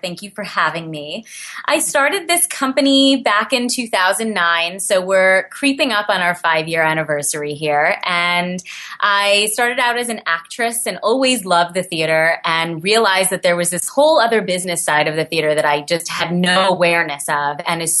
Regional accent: Brooklyn, New York, United States; Well, I was born and raised in Brooklyn, New York.

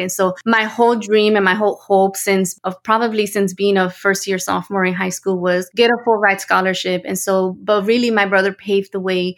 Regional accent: Los Angeles, California, United States; also born or lived in Tijuana, Mexico; I was born in Tijuana, Mexico, and I came to the United States when I was six years old. We moved to the San Gabriel Valley in the greater Los Angeles area in California

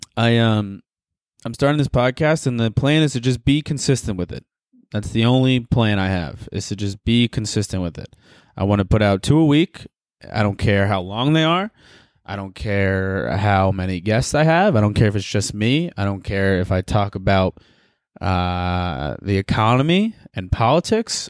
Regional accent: the South, Southern United States, United States; accent: southern; I'm back in my southern accent

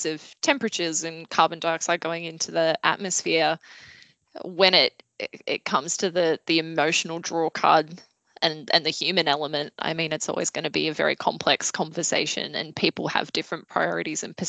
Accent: Melbourne, Victoria, Australia; I grew up in Melbourne

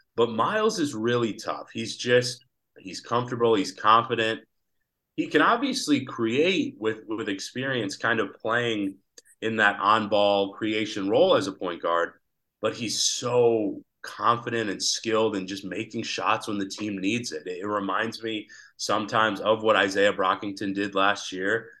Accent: Madison, Wisconsin, United States; I grew up in Madison, Wisconsin

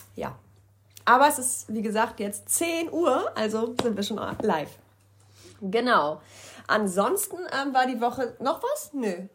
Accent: Germany; hier bei uns in Deutschland

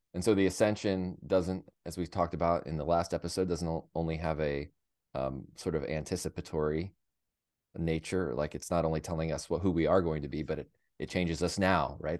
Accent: United States; as an American

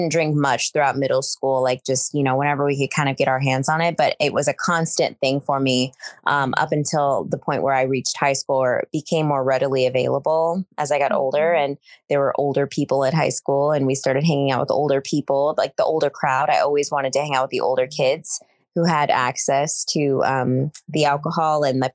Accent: Tacoma, Washington, United States; also born or lived in Arkansas / Seattle, Washington; now in Whidbey Island, United States; I was born in Arkansas, and then I was only in Arkansas for about 3 months or so. And I grew up here in Washington. So I'm from Tacoma, Washington

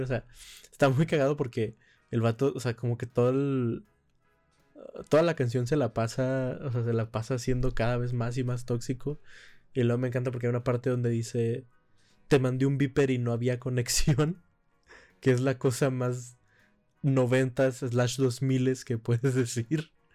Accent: Monterrey, Nuevo León, Mexico; moved away; mi tierra natal, Monterrey

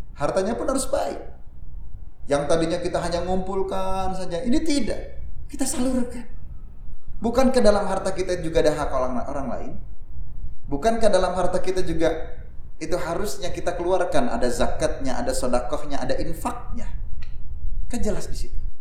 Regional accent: Jakarta, Indonesia; moved away as an adult; now in Tegal, Indonesia; Saya lahir dan besar di Jakarta. Jadi walaupun sekarang tinggal di Tegal, ya ini masih belajar bahasa Jawa ini

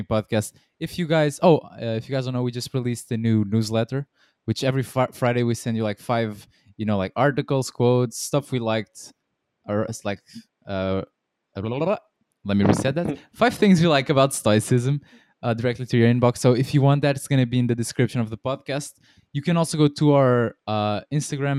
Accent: Portugal; where we are from Portugal, people smoke a lot

